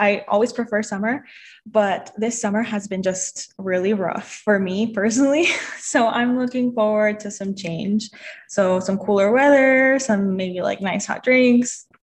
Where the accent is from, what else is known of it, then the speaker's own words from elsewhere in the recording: Salt Lake City, Utah, United States; Just a little bit about me. I have grown up in Utah. I grew up in Rose Park, went to Rose Park Elementary, Northwest, West High